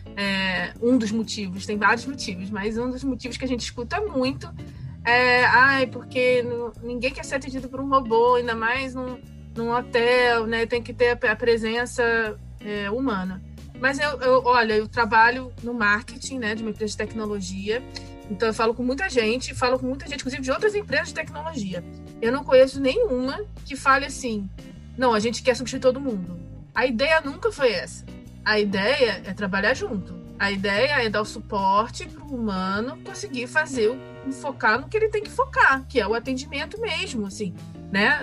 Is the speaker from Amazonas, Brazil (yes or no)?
no; Rio de Janeiro, Brazil; eu sou do Rio, né? No Rio de Janeiro